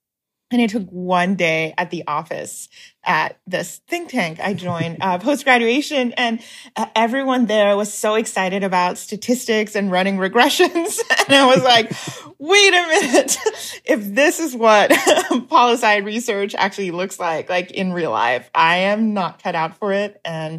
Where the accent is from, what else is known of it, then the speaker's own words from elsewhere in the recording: Shanghai, China; bookstores in Shanghai when I was growing up, or in the form of DVDs and movies and TV shows that growing up in China, I had a very easy access